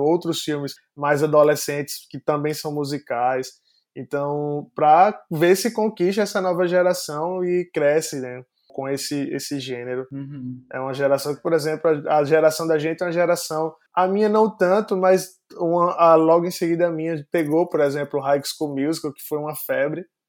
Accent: Northeast Region, Brazil; eu sou do Nordeste

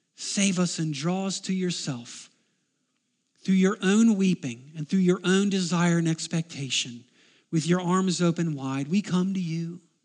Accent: United States; I am an American

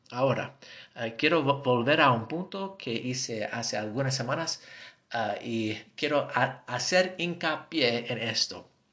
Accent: United States; accent: gringo; Spanish is a second language; tengo mi acento gringo

